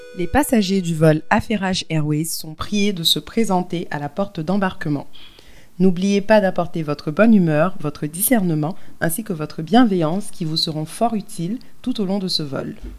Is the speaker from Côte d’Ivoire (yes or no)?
yes; Côte d’Ivoire; en tant que fière ivoirienne